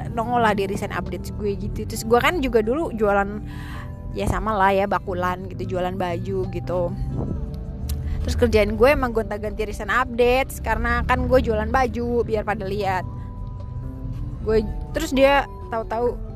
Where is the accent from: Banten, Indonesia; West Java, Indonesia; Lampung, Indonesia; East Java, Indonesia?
Banten, Indonesia; Tangerang; karena si Aji ini juga dari Bogor terus aku juga dari Tangerang kan